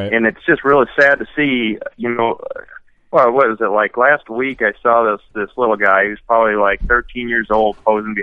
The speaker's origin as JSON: {"language": "English", "region": "Wisconsin", "country": "United States", "said": "I'm from Wisconsin"}